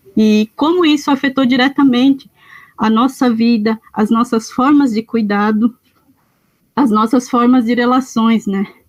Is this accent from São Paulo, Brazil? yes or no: no; Votouro Indigenous Land, Rio Grande do Sul, Brazil; moved away; eu sou indígena caingangue, pertenço ao território indígena do Votouro, a terra indígena Votouro, né, onde eu nasci, me criei